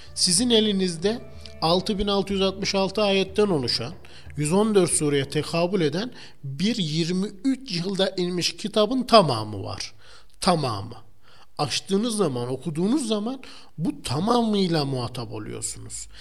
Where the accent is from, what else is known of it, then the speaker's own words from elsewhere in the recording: Turkey; biz Türkler olarak